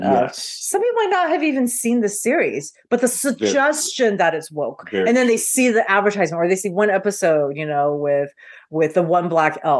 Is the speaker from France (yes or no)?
no; Taiwan; moved away; I grew up in Taiwan with so much fantasy.